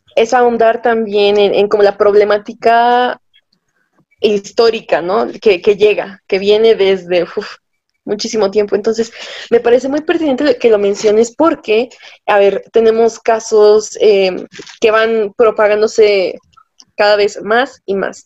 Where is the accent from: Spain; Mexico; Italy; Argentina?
Mexico; Tlaxcala; yo no soy de Acapulco, soy de, de Tlaxcala la Bella, que sí existe